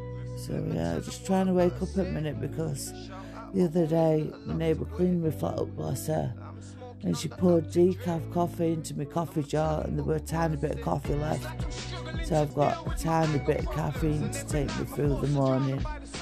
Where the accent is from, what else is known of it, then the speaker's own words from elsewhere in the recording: Sheffield, Yorkshire and the Humber, United Kingdom; Anyway, I'm from Sheffield, ….